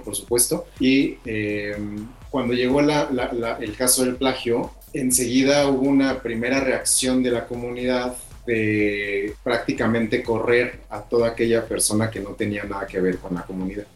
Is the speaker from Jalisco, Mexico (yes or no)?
no; State of Mexico, Mexico; moved away as an adult; also born or lived in Oaxaca; Yo soy originario del Estado de México y, me, mudé a Oaxaca